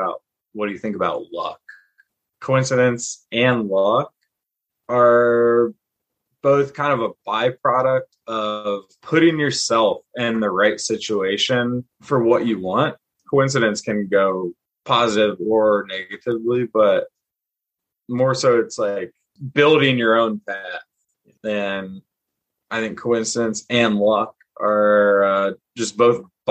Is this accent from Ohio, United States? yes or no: yes; Cincinnati, Ohio, United States; I'm from Cincinnati